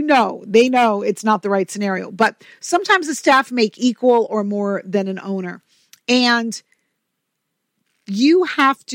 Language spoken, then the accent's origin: English; New York, United States; I'm from New York